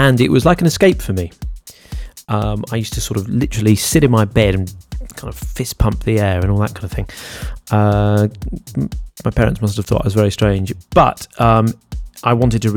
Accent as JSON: {"language": "English", "country": "Jersey", "tie": "born or raised there", "said": "I grew up in Jersey, which is a small place"}